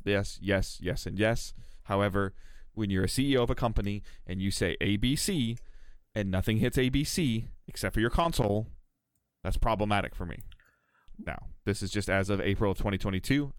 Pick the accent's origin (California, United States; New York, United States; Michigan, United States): Michigan, United States; Detroit; I'm from Metro Detroit